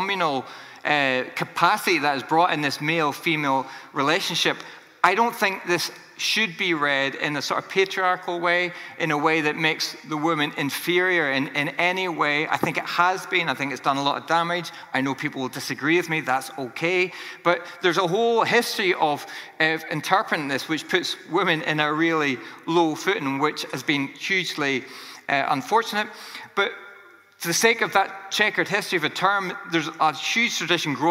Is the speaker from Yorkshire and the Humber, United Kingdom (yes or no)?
no; Northern Ireland, United Kingdom; I grew up in Northern Ireland